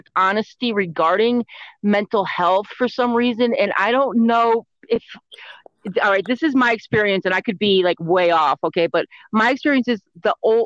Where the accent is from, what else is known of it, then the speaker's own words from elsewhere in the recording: Connecticut, United States; I grew up in Connecticut, so it's like that whole East Coast vibe thing